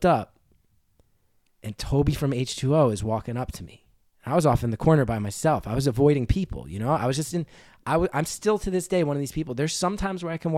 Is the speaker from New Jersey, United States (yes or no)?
yes; New Jersey, United States; This dude from my hometown, this older punk guy named Brian Malloy